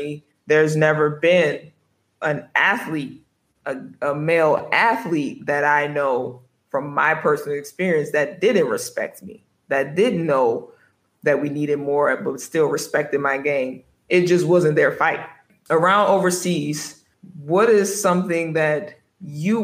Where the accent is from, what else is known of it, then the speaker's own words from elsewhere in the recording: United States; moved away as an adult; when I go back to America